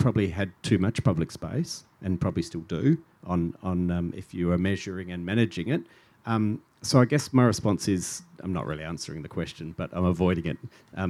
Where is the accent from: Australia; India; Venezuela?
Australia; Adelaide, South Australia; now in Melbourne, Australia; I grew up in Adelaide